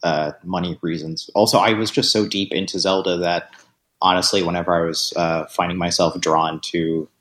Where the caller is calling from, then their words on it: Austin, Texas, United States; from Austin.